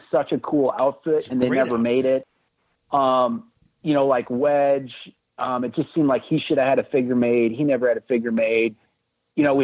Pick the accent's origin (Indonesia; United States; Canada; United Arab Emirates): United States; Iowa; I'm from Iowa. We didn't have all those stores